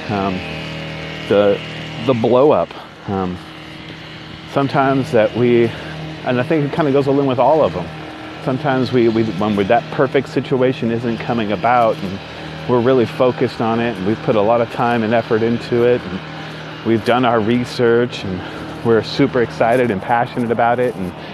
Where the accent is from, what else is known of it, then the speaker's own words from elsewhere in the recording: Northern California, United States; now in Southern California, United States; Born and raised in Northern California, now live in Southern California